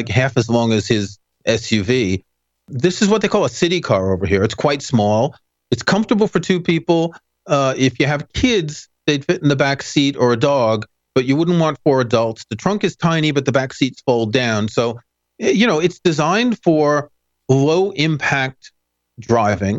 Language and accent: English; New York City, New York, United States; I never had a car when I was growing up because I lived in New York